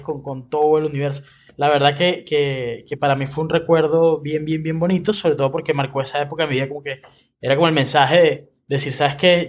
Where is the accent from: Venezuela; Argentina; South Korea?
Venezuela; moved away as an adult; now in Chile; cuando yo me mudé a Chile, eh, como muchos venezolanos lo hice